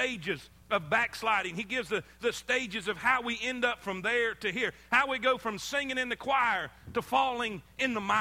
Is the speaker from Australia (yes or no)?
no; South Florida, United States; moved away as an adult; also born or lived in South Carolina; I grew up in South Florida on the beach. I mean, my whole life I grew up by the ocean